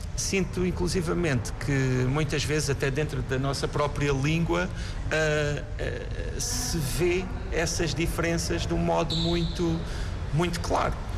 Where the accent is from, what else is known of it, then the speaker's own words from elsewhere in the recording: Galveias, Alentejo, Portugal; da aldeia onde eu nasci, que se chama Galveias